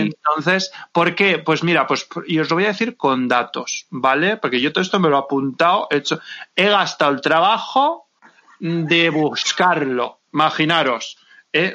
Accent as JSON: {"language": "Spanish", "region": "Valencian Community", "country": "Spain", "said": "yo no soy madrileña, yo soy valenciana"}